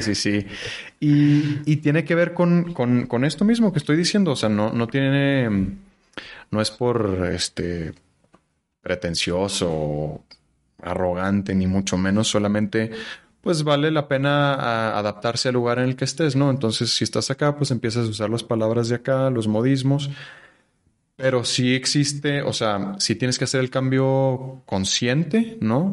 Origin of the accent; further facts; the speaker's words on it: Chihuahua, Mexico; accent: norteño; moved away as an adult; now in Mexico City, Mexico; yo nací en Chihuahua y viví hasta mis 19 años ahí. Luego tengo 10 años aquí